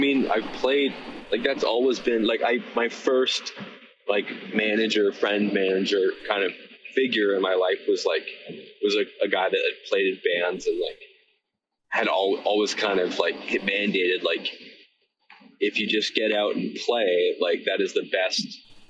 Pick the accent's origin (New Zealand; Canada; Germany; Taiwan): Canada; Victoria, British Columbia; Like, I'm from Victoria, BC, so there's lots of like cover music that happens there